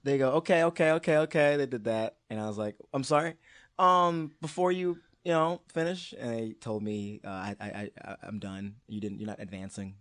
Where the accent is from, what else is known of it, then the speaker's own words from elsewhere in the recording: Maryland, United States; I'm from Maryland